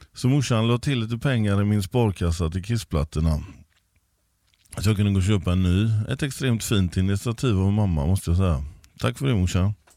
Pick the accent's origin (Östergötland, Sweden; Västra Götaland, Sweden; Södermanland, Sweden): Västra Götaland, Sweden; Gothenburg; Jag är uppvuxen i Backa.